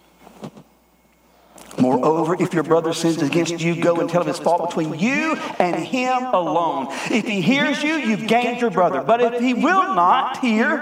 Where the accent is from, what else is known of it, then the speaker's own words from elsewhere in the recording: Greer, South Carolina, United States; I'm from Greer. There is so much redneck in me